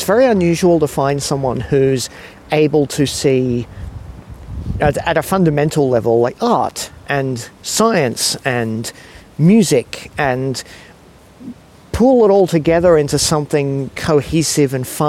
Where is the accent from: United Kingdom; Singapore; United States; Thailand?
Singapore; now in Australia; It was funny when I was growing up in Singapore and we'd come back to Australia for holidays